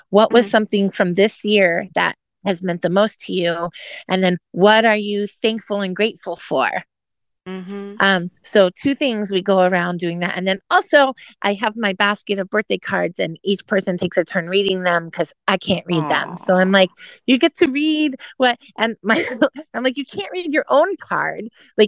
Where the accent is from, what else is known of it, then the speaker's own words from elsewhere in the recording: California, United States; also born or lived in Indiana; now in Florida, United States; So I normally, now that I live in Florida, and because I grew up in California and life was in California, and then I lived in Indiana and it would be snowing.